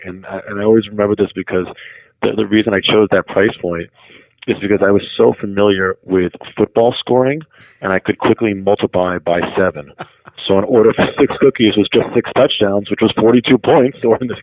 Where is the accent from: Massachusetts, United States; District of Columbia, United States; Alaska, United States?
Massachusetts, United States; Newton; I grew up in Newton, Massachusetts, which was a suburb about 20 minutes outside of Boston